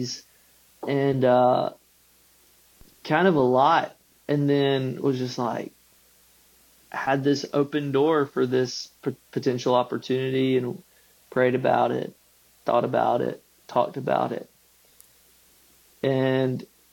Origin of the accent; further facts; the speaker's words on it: Macon, Georgia, United States; moved away as an adult; also born or lived in Gray, Georgia; now in Tifton, United States; I grew up in Macon, mm-hmm, Gray in that, mm-hmm, area